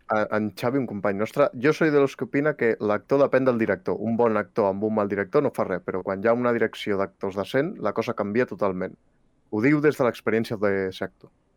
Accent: Catalonia, Spain; som catalans

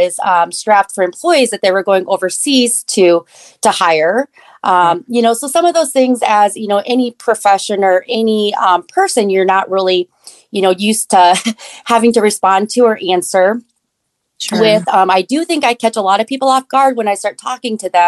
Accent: Iowa, United States; also born or lived in Korea; I did grow up in Iowa, but I was adopted from Korea when I was 9 months old

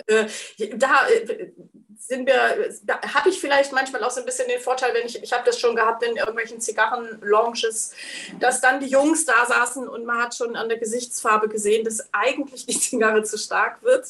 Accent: East Frisia, Lower Saxony, Germany; Ich bin waschechte Ostfriesin

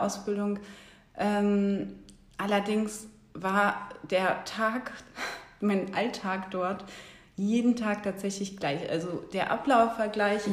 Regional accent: Bremen, Germany; moved away as an adult; now in Berlin, Germany; ich komme ursprünglich aus Bremen, bin auch dort geboren und bin seit 2009 äh, in Berlin

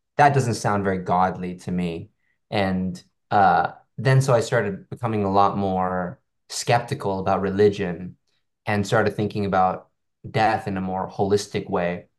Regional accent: Hong Kong; I, I come from Hong Kong

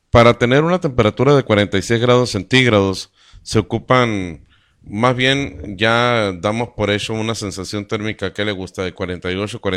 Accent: Caborca, Sonora, Mexico; Estamos en Sonora, somos de México y estamos ah, a 100 kilómetros de los Estados Unidos, de la línea fronteriza con Norteamérica, a 100 kilómetros del mar de Cortés.

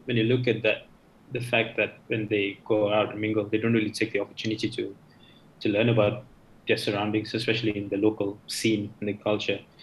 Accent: Malaysia; I've been through local school my whole life, uh, from primary up to secondary

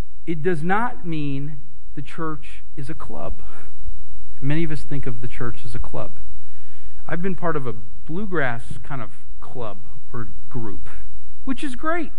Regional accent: United States; We're American, right? We're Western people

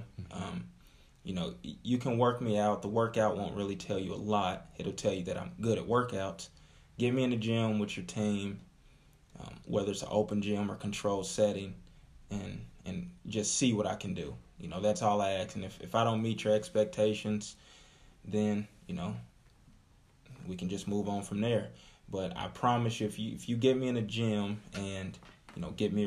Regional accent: Indianapolis, Indiana, United States; Growing up in Indianapolis, growing up to a single mother, four kids.

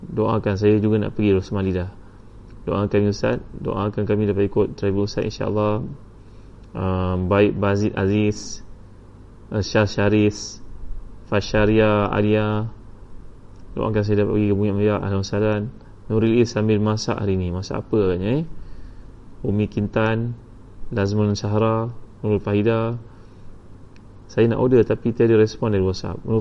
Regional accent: Singapore; InsyaAllah saya orang Singapura

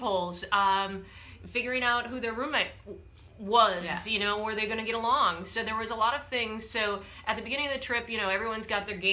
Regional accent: Wisconsin, United States; I'm from Wisconsin

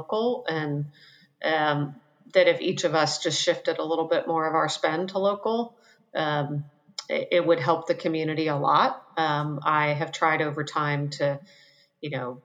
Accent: Western Pennsylvania, United States; now in Charleston, United States; I grew up in Western Pennsylvania

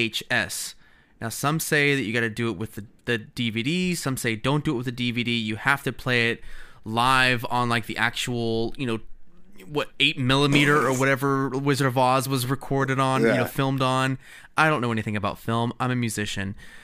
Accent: United States; As is my right as an American.

